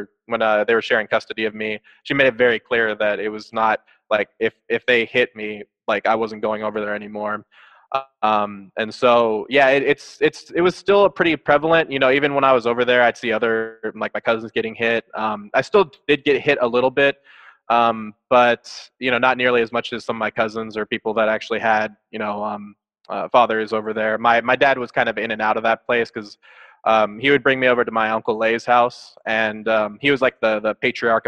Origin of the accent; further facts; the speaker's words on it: Santa Clara, California, United States; I was born in Santa Clara, California, but pretty much right next to San Jose, California. And if anybody's familiar with Silicon Valley, that's where that is all located. And so I grew up there